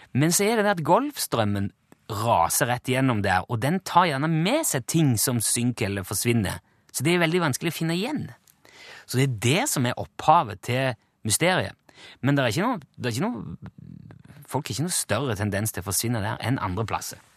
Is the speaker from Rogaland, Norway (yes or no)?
yes; Rogaland, Norway; now in Trøndelag, Norway; Jeg har vært hjemme i Rogaland.